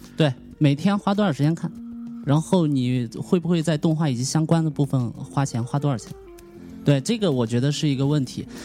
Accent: Jiangxi, China; 我就是江西人

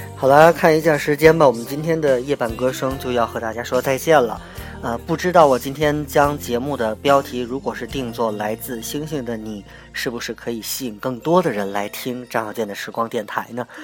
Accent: China; 我们中国人

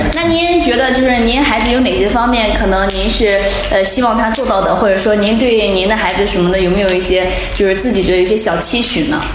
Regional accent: Jiaodong, Shandong, China; 我是胶东人

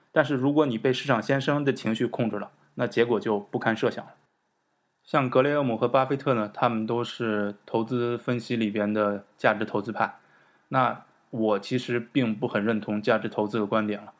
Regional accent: China; 我们在中国活上二三十年

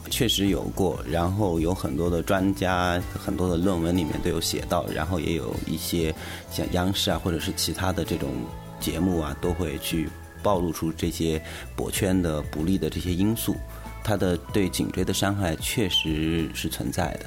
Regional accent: China; 我们中国人学了几十年

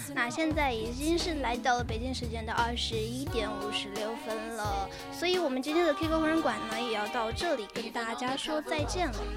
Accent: Sichuan, China; 我坐一个四川人

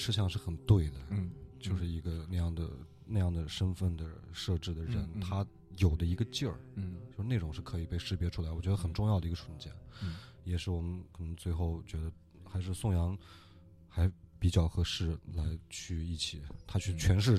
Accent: Northwest China, China; 对，呃，因为我也是西北人。就是那边我们都能经常见到

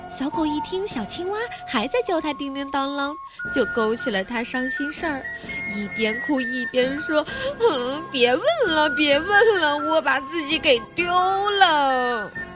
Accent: Ningbo, Zhejiang, China; 我来自宁波

